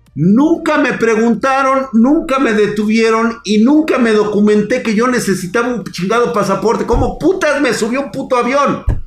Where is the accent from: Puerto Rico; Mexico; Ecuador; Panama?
Mexico; Como buen mexicano